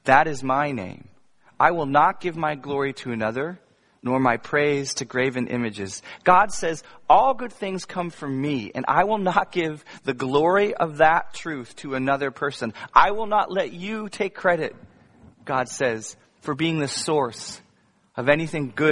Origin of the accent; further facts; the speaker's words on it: Virginia, United States; I grew up in Virginia